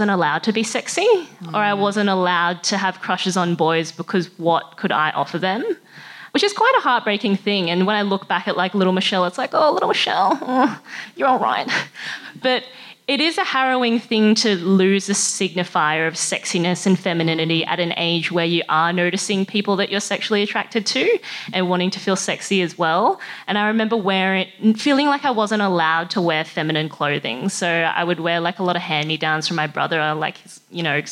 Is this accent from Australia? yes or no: yes; Sunshine Coast, Queensland, Australia; I was born and grew up on the Sunshine Coast in Queensland